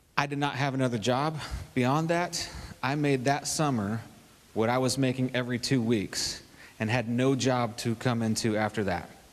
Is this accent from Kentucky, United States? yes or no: yes; Kentucky, United States; when I was real little, I was raised in Kentucky, way back up in the mountains and the hills.